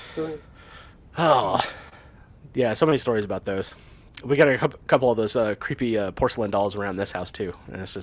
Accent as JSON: {"language": "English", "region": "Nebraska", "country": "United States", "tie": "born or raised there", "also_born_or_lived": "Iowa", "moved": "yes", "said": "I was born in Nebraska, I lived a little bit in Iowa"}